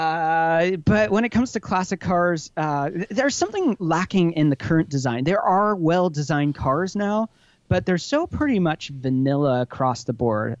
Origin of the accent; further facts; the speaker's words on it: Hershey, Pennsylvania, United States; moved away; I grew up right outside of Hershey, Pennsylvania